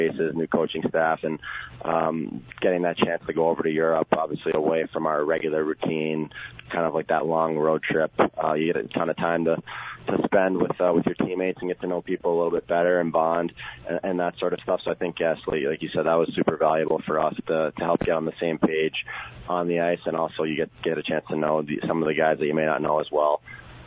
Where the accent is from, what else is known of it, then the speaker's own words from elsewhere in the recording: United States; being an American and playing internationally